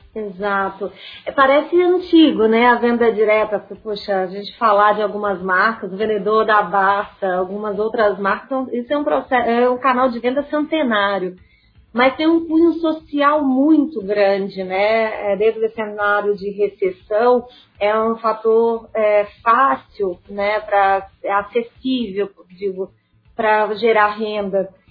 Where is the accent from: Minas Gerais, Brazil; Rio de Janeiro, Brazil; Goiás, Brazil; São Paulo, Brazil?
Minas Gerais, Brazil; Sete Lagoas; na minha terrinha, é, que é Sete Lagoas.